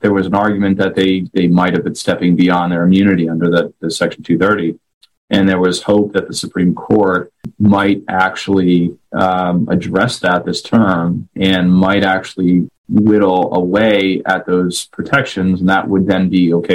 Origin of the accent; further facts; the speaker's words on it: White Plains, New York, United States; moved away; I'm born and raised in White Plains, New York